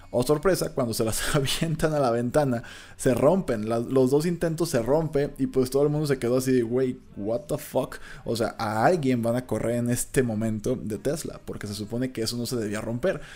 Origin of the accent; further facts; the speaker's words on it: Mexico; cuando te das cuenta de que tú también eres mexicano